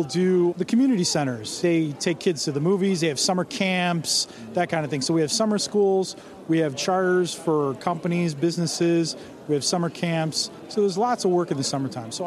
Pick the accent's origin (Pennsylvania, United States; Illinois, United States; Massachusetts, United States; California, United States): Illinois, United States; Villa Park; I'm from Villa Park, Illinois, which is a western suburb of Chicago